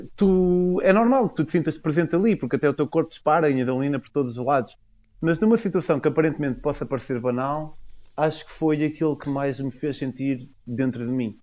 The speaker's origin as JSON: {"language": "Portuguese", "country": "Portugal", "also_born_or_lived": "United Kingdom", "moved": "as an adult", "said": "eu, enquanto eu sou, represento o fenótipo Tuga"}